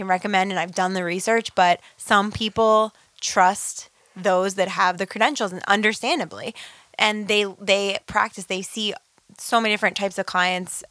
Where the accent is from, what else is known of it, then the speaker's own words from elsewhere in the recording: Pittsburgh, Pennsylvania, United States; also born or lived in Slovakia; I'm from Pittsburgh